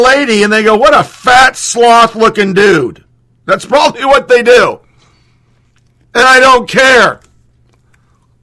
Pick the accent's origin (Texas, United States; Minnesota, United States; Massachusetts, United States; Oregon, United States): Oregon, United States; born and raised in Oregon